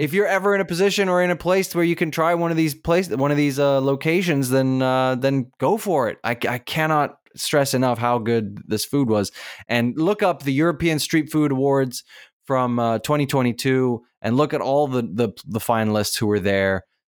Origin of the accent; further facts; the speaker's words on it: Durban, KwaZulu-Natal, South Africa; I was born in Durban